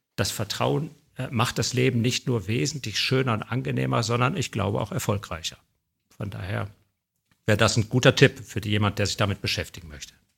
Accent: Bergisches Land, North Rhine-Westphalia, Germany; ich bin aufgewachsen im Bergischen Land

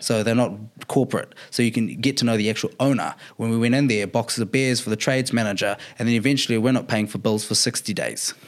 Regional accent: Auckland, New Zealand; I'm from Auckland

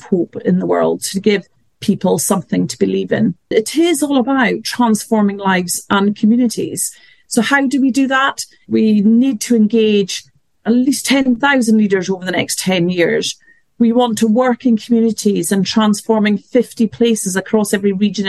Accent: north of Scotland, United Kingdom; moved away as an adult; also born or lived in Glasgow; now in London, United Kingdom; I was born in London, brought up in the north of Scotland and studied at Glasgow, but have mainly worked in London ever since

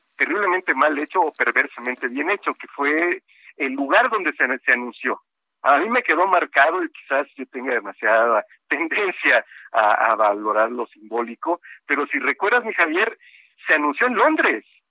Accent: Coatzacoalcos, Veracruz, Mexico; moved away; allá eh, en mi pueblo

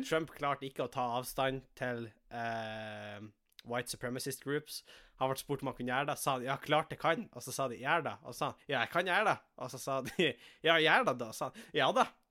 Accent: Tjongsfjord, Nordland, Norway; now in Tromsø, Norway; jeg sitter jo hjemme i Tjongsfjord

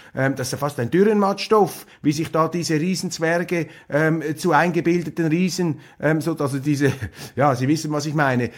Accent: Switzerland; wir uns Schweizer

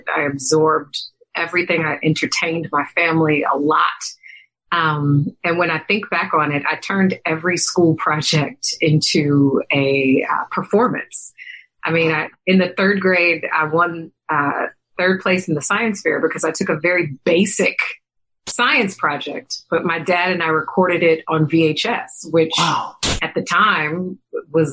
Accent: Detroit, Michigan, United States; moved away as an adult; also born or lived in Washington, D.C. / London / Los Angeles; I grew up in Detroit to two working-class parents.

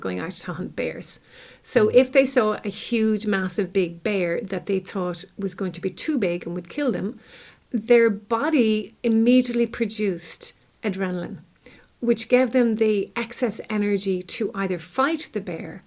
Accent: Ireland; I'm from Ireland and I'm actually living in Ireland. I live close to Dublin

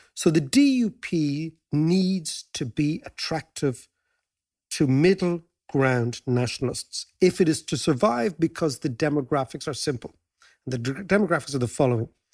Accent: Ireland

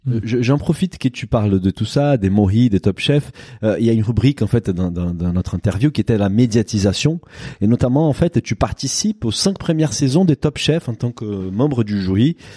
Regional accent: Brazil; French is a second language; moved away as an adult; now in France; je suis brésilien, je suis arrivé en France plus ou moins à cette époque-là

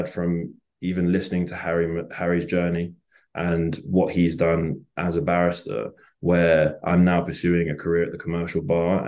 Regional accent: England, United Kingdom; I'm not African-American, I'm a black English person, and I sound like this is my real voice.

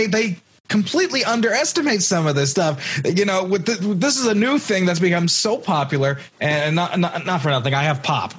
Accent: New York, United States; I'm a New Yorker

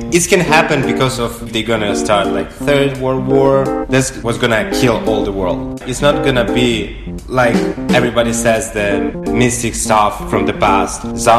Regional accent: Ukraine; I'm from Ukraine.

